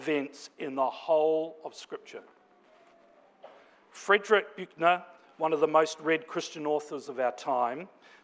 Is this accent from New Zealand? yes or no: yes; Napier, Hawke's Bay, New Zealand; moved away; my hometown of Napier, back in Aotearoa, commonly known as New Zealand